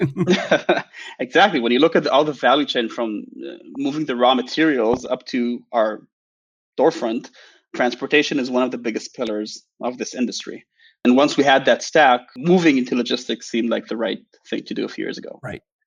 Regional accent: Israel; I'm from Israel

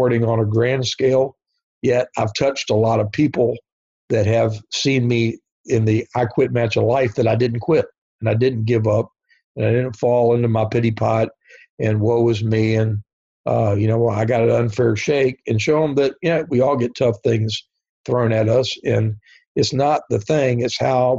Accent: Norfolk, Virginia, United States; my hometown of Norfolk, Virginia

